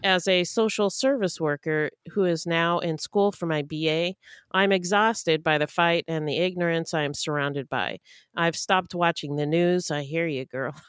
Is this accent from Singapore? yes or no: no; Canada; one of my fellow Canadians